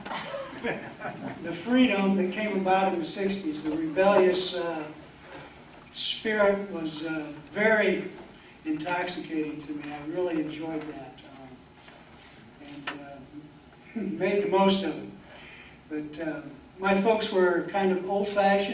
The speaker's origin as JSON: {"language": "English", "town": "Marion", "country": "United States", "tie": "born or raised there", "said": "I've lived in Marion all my life"}